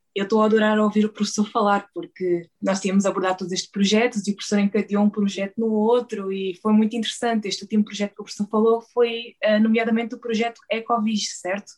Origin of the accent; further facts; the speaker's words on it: Beja, Alentejo, Portugal; Eu sou de Beja